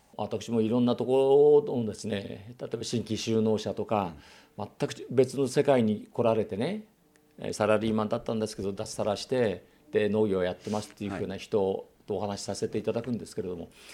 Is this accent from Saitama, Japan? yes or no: yes; Saitama, Japan; moved away; 私も埼玉出身ですけれども